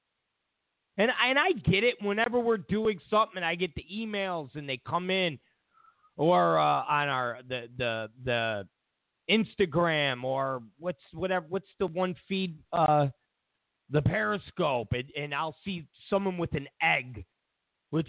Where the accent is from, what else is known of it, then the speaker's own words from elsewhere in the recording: New York, United States; now in Los Angeles, United States; I'm from New York. I was born in New York.